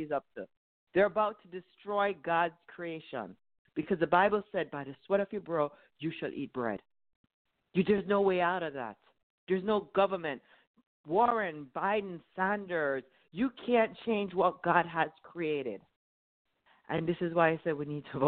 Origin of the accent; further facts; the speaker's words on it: Jamaica; moved away as an adult; now in United States; I grew up in Jamaica